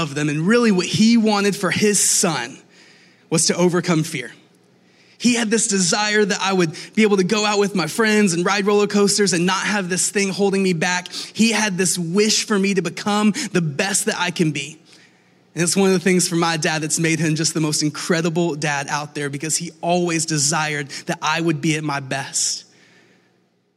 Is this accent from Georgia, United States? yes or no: yes; Atlanta, Georgia, United States; I'm from Atlanta